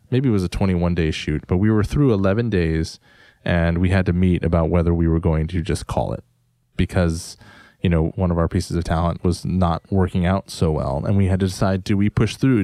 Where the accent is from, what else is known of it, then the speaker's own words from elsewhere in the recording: United States; as an Asian American